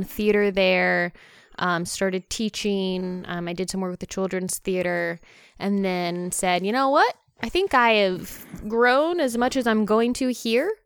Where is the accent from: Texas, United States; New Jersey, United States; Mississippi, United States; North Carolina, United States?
North Carolina, United States; moved away as an adult; also born or lived in Baton Rouge, Louisiana / Ohio; I grew up in North Carolina